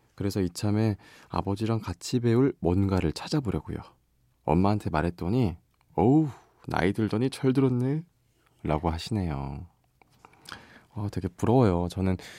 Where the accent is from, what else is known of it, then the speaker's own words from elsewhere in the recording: Busan, South Korea; now in Seoul, South Korea; 본가는 부산입니다. 예, 지금 저는 서울 MBC에 있고요